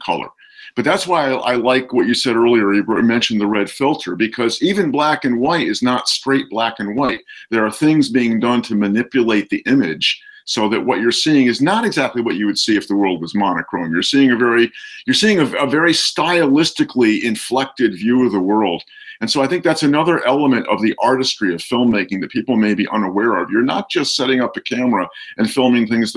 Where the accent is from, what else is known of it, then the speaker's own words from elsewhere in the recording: East Coast, United States; I come from the East Coast